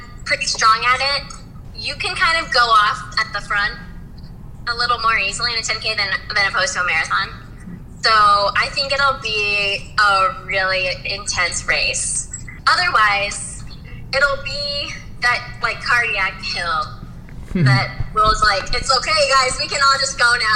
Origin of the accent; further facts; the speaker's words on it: Spokane, Washington, United States; I grew up near Spokane, Washington